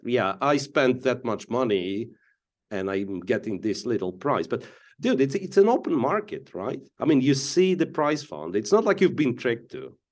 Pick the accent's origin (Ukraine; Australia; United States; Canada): Ukraine; Donetsk, Donetsk Oblast; moved away as an adult; I come from Donetsk, Ukrainian city of Donetsk, to be, well, specifically clear, And I left, uh, from, uh, back then, like, fully functional Donetsk Airport and never, in two thousand fourteen, and never been back since.